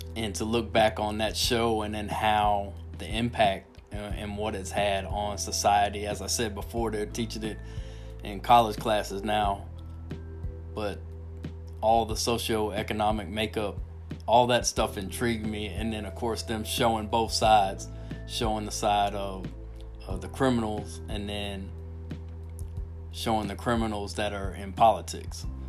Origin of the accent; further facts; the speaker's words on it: Miami, Florida, United States; moved away; also born or lived in Minot, North Dakota; I grew up in Miami, Al, and it was a single mom and food stamps, government cheese.